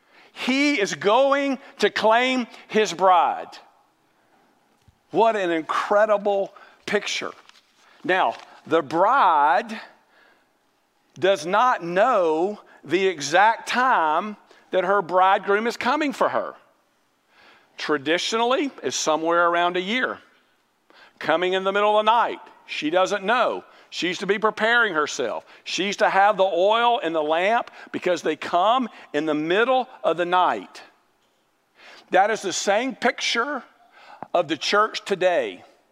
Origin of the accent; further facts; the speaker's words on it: Mobile, Alabama, United States; Now let me tell you, I grew up in Mobile, and I don't like Mardi Gras, and I don't like what Mardi Gras stands for, and we didn't participate in Mardi Gras.